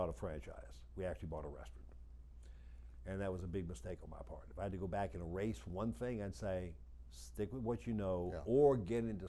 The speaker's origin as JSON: {"language": "English", "town": "New Orleans", "region": "Louisiana", "country": "United States", "tie": "born or raised there", "moved": "as an adult", "lives_now": "Atlanta, United States", "said": "after 57 years, where I was born and raised in New Orleans"}